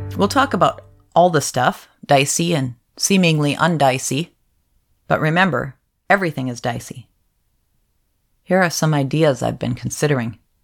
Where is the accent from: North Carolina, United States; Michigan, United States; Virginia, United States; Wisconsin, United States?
Michigan, United States; Upper Peninsula of; moved away; also born or lived in Pacific Northwest; I was raised in the Upper Peninsula of Michigan for most of my childhood, and I've lived in the Pacific Northwest for most of my adult life